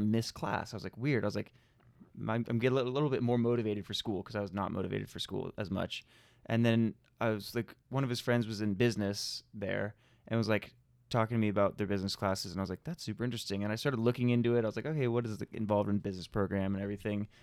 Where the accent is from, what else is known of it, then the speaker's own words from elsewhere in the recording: California, United States; I'm California